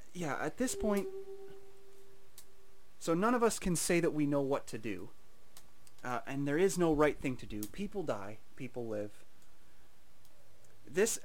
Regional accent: Canada; I'm a Canadian person

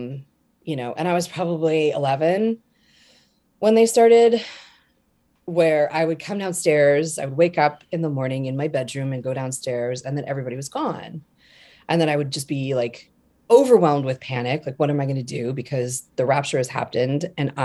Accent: Denver, Colorado, United States; moved away as an adult; also born or lived in Montana; Born in Montana, but like a lot of from the age of 10 till about 10 years ago, I was in Colorado in the Denver area

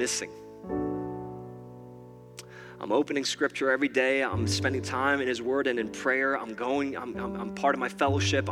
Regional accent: New York, United States; I'm from New York

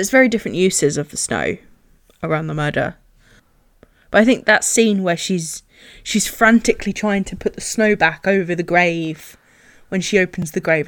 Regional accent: England, United Kingdom; being English

